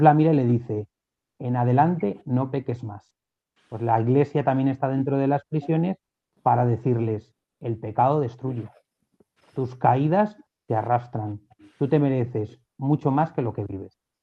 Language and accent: Spanish; Alcalá de Henares, Community of Madrid, Spain; yo soy de Alcalá, yo soy de un barrio de Alcalá donde el párroco de mi barrio era el capellán